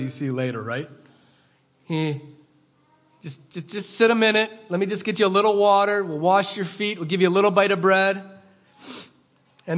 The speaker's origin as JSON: {"language": "English", "country": "United States", "also_born_or_lived": "Rhinelander, Wisconsin"}